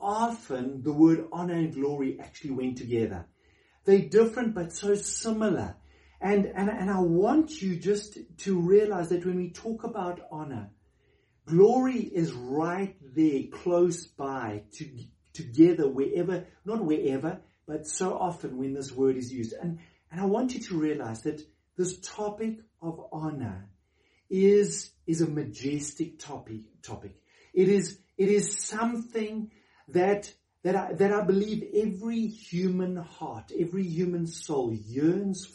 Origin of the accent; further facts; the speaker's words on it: South Africa; as a South African